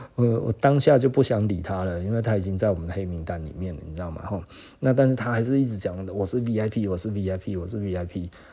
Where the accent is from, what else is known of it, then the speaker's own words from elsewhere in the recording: Taiwan; 我们台湾人自己的眼光